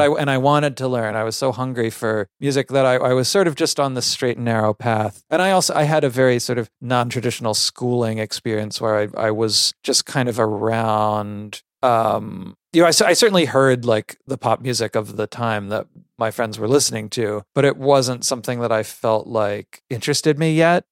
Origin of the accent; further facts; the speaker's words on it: Connecticut, United States; also born or lived in Palo Alto, California; I did grow up, um, yeah, mos-, mostly in the, in Connecticut, in the country.